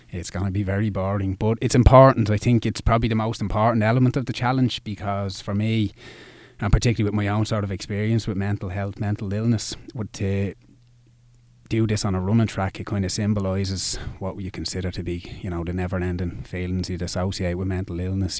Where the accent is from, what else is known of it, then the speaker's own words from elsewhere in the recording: Dublin, Leinster, Ireland; I'm from Dublin. I, I've lived here all my life